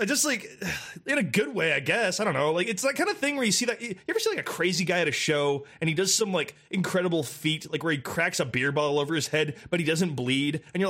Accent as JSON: {"language": "English", "country": "United States", "said": "Like, as an American, I will say."}